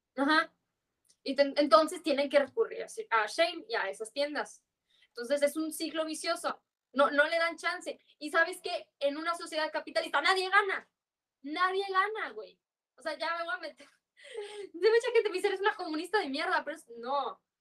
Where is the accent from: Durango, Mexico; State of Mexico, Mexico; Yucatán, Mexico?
Yucatán, Mexico; accent: Yucatecan; yo siento que yo hablo muy fresa para ser yucateca